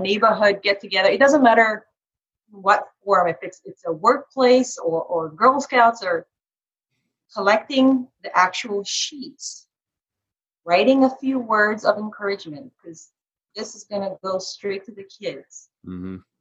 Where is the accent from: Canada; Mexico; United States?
United States; Carmel, Indiana; my hometown it's called carmel indiana